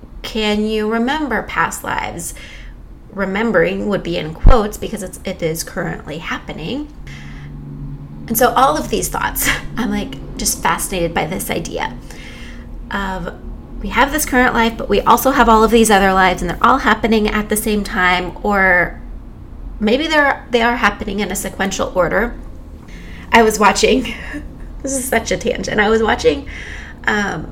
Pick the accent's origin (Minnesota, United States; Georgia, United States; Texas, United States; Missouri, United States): Texas, United States; moved away as an adult; also born or lived in France; I was born and raised in Texas